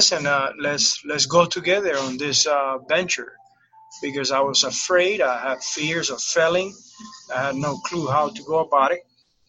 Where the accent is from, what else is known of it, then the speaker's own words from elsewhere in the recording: Cuba; also born or lived in Miami / Tampa; now in United States; I came from Cuba in 1994. My first 9 years, it was in Miami. And I felt that I haven't arrived yet to the U.S. So I kept going north. I arrived to Tampa in 2003.